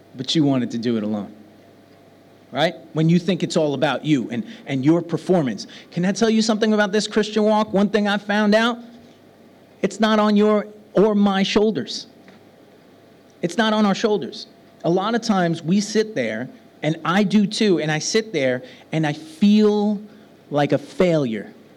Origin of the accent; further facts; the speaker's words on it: New York City, New York, United States; now in Birmingham; I come from New York City. Now I live in Birmingham